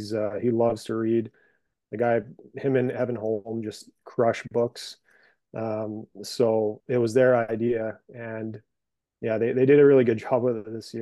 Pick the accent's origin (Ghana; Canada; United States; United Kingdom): Canada; Brandon, Manitoba; No, I'm from Brandon.